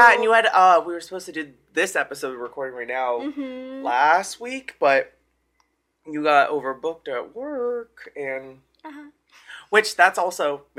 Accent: Pennsylvania, United States

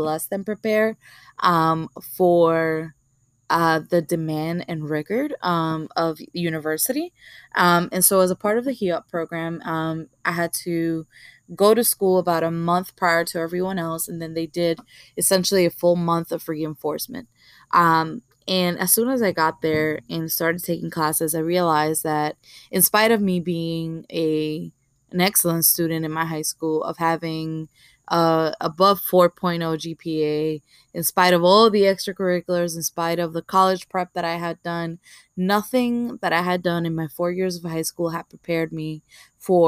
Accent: New York City, New York, United States; growing up in Marcy Projects, I was always surrounded by Black and Latinos

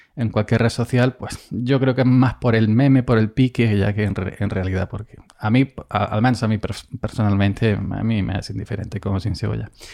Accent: Andalusia, Spain; soy andaluz

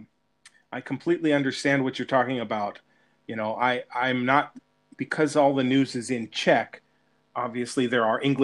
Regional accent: California, United States; moved away as an adult; I was born and raised in California and I love my home state.

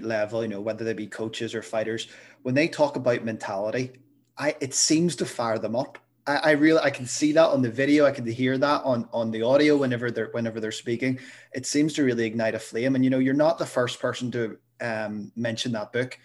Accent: Belfast, Northern Ireland, United Kingdom; moved away; I'm originally from Belfast

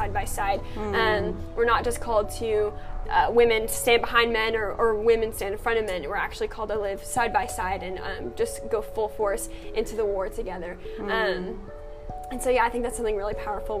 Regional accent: United States; I'm 19 years old. I'm from America.

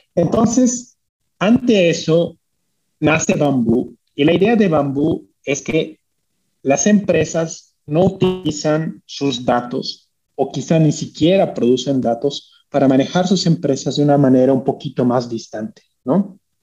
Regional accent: Bolivia; moved away; also born or lived in United States / Switzerland; como bolivianos somos, eh, venimos de un país pequeño

